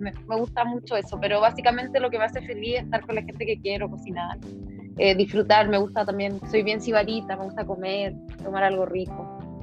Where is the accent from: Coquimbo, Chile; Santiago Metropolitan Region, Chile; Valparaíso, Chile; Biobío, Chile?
Santiago Metropolitan Region, Chile; Santiago; soy santiaguina de corazón